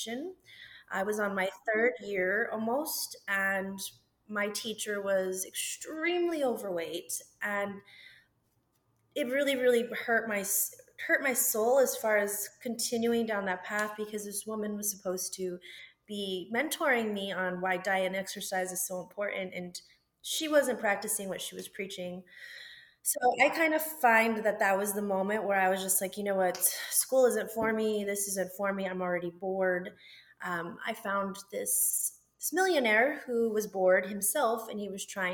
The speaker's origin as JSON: {"language": "English", "town": "Las Cruces", "region": "New Mexico", "country": "United States", "moved": "yes", "said": "So I'm originally from Las Cruces, New Mexico"}